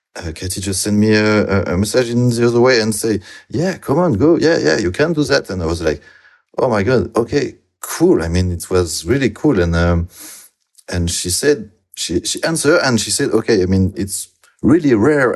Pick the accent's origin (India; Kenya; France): France; near Bordeaux, Nouvelle-Aquitaine; English is a second language; moved away as an adult; also born or lived in Toulouse, France / Angoulême, France; now in Brussels, Belgium; I'm from France, from some, southwest France, uh, near Bordeaux.